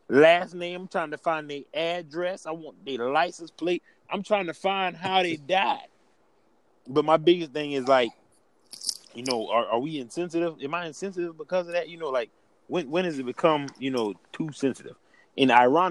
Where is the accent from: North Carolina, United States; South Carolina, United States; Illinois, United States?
South Carolina, United States; Alvin; I'm from Alvin, South Carolina. Everybody know me. I'm Southern. I'm from Alvin.